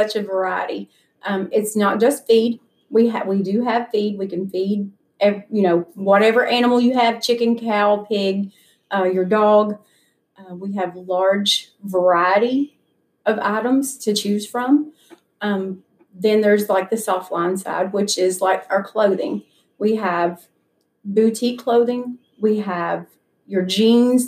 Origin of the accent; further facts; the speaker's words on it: Carroll County, Tennessee, United States; I'm actually from Carroll County